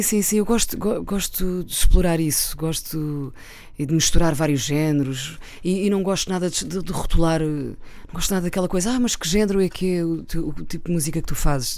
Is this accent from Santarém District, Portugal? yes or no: yes; Santarém District, Portugal; also born or lived in Santarém, Portugal; eu nasci em Santarém, pronto, sou de Cruz, mas fui nascer a Santarém porque não, tinha, não havia maternidade na altura.